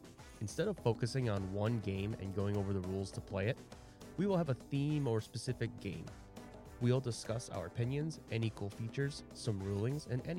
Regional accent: Midwest, United States; We're from the Midwest

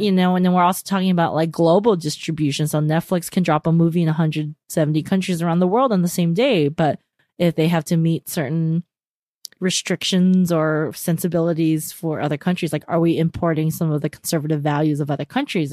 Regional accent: California, United States; we're from California

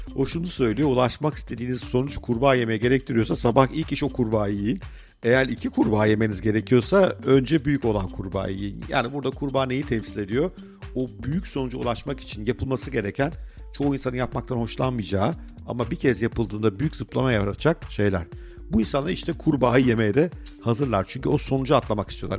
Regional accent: Ankara, Turkey; çocukluğumu büyük bölümde Ankara'da geçirdim.

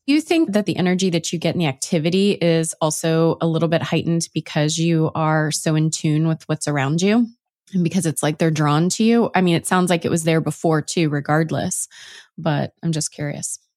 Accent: Ohio, United States; moved away; I'm from Ohio, and I recently moved back

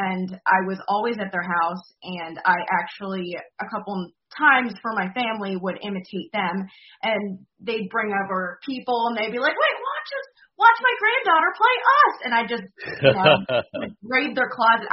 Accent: Flemington, New Jersey, United States; my hometown. I grew up in Flemington, New Jersey, where the Lindbergh trial actually happened.

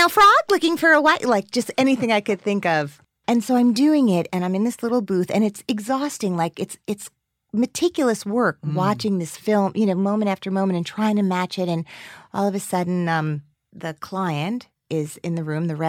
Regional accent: India; Of course I can snap. I'm Indian.

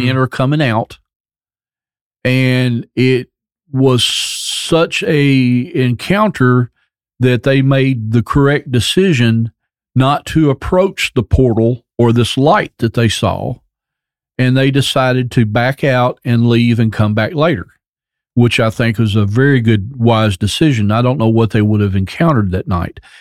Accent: United States; my hometown of Robertson County

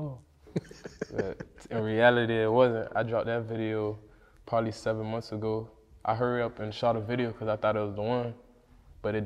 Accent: Deerfield, United States; I'm from Deerfield and shit, so Deerfield usually have a lot of trap houses all over

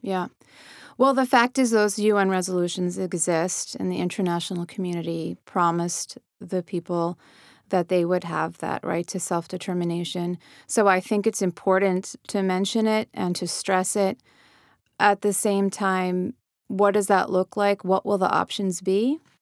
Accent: United States; we grew up believing America is our home, and it is, and I'm American, and this is my country

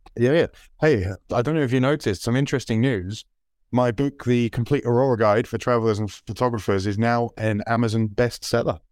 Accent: United Kingdom; British passport holders

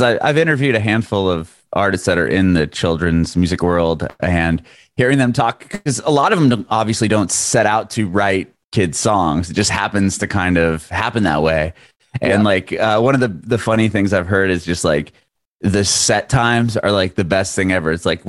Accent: San Diego, California, United States; moved away as an adult; now in Nashville, United States; I'm from San Diego originally, and my family and I, we moved to Nashville a little over a year ago.

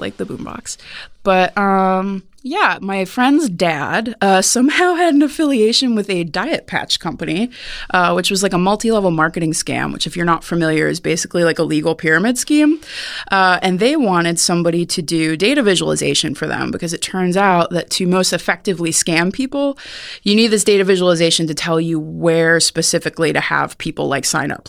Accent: Cleveland, Ohio, United States; moved away; I'm from Ohio, near Cleveland

